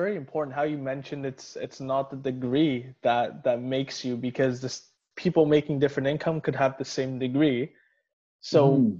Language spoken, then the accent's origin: English; Surrey, British Columbia, Canada; also born or lived in Edmonton; I grew up here in Surrey